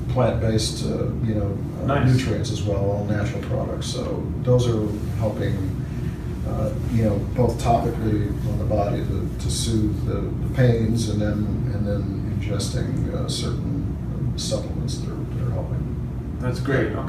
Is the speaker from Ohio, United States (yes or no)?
no; St. Louis, Missouri, United States; Uh, Midwest St. Louis.